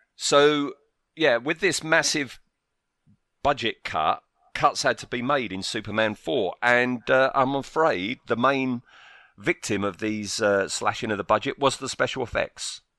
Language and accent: English; United Kingdom; I live in the U K, I have all my life.